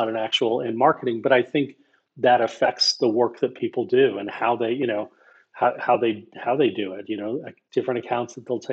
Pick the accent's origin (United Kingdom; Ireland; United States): United States; As an American